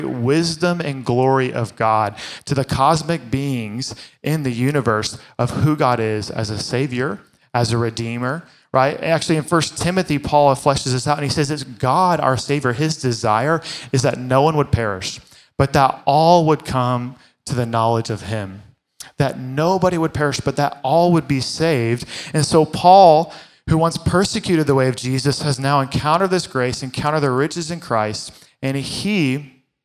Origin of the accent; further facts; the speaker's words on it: Fort Worth, Texas, United States; I grew up in Fort Worth in the Bible Belt